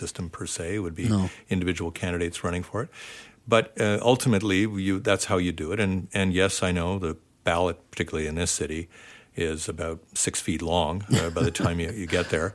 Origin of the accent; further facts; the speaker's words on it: Ontario, Canada; moved away as an adult; I grew up in Ontario